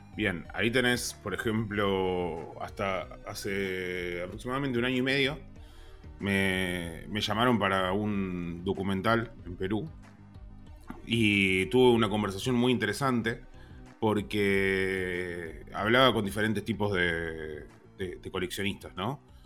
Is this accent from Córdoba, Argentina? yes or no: no; Zárate, Buenos Aires Province, Argentina; yo soy de Zárate